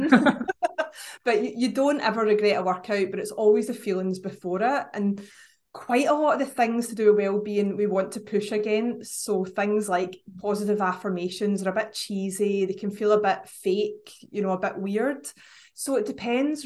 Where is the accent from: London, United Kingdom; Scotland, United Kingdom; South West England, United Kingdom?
Scotland, United Kingdom; accent: Scottish; I know you couldn't guess from my accent, but up in Scotland